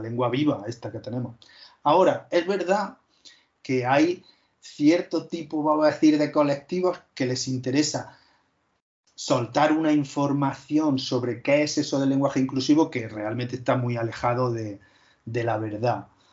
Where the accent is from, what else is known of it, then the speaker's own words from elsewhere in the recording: Úbeda, Andalusia, Spain; yo soy de Úbeda, de Jaén, es una zona donde no existe el leísmo